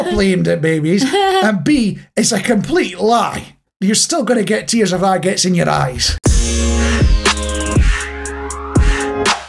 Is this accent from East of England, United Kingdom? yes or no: no; Scotland, United Kingdom; also born or lived in Manchester; now in East Midlands, United Kingdom; growing up, it was mostly in Scotland, but we did do a few years near Manchester as well.